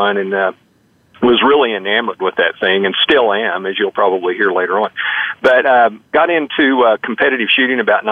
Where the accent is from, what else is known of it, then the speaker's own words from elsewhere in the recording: Oklahoma, United States; moved away as an adult; also born or lived in Texas; now in Prescott, United States; I was born in Texas, grew up in Oklahoma